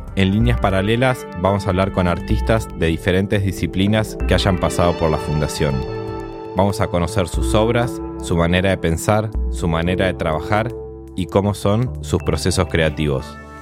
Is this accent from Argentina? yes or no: yes; Trelew, Chubut, Argentina; Yo soy de Trelew